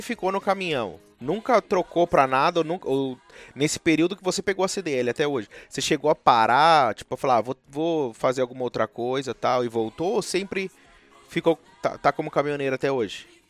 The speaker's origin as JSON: {"language": "Portuguese", "region": "São Paulo", "country": "Brazil", "moved": "yes", "lives_now": "United States", "said": "eu sou de São Paulo"}